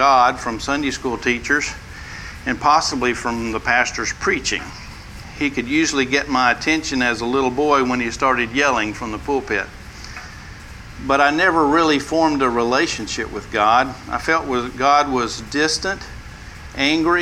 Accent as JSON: {"language": "English", "region": "West Texas", "country": "United States", "tie": "born or raised there"}